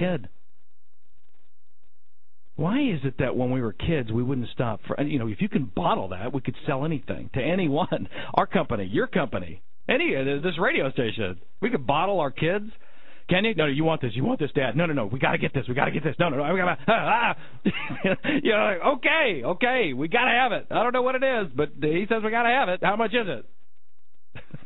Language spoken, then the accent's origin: English; Denver, Colorado, United States; I grew up in Denver, Colorado.